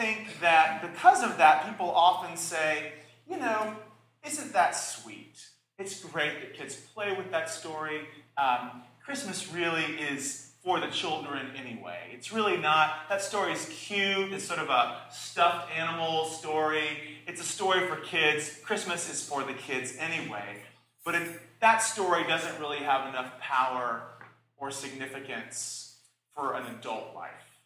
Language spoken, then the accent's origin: English; the South, United States; I was raised in the South